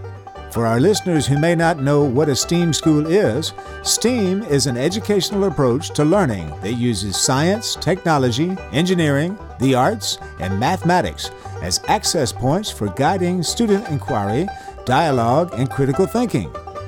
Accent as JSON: {"language": "English", "town": "Nashville", "region": "Tennessee", "country": "United States", "tie": "born or raised there", "also_born_or_lived": "France", "said": "I'm the fifth generation of … in my family. I grew up in Nashville"}